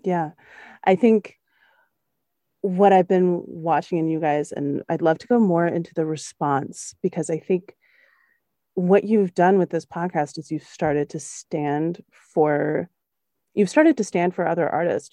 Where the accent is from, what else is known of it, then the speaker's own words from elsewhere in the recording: the South, United States; also born or lived in Germany; As a Southern white lady